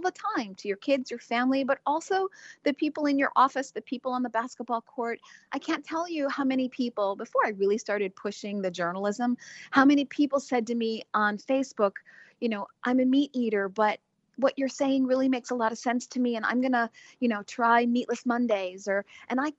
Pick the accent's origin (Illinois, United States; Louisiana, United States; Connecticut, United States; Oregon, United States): Illinois, United States; Chicago; I'm from Chicago originally